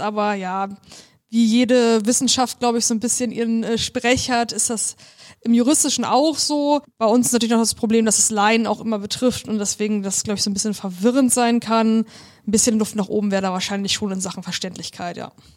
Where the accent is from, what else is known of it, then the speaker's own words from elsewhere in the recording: Germany; moved away as an adult; now in Bremen, Germany; ich komme aus der Nähe von Hamburg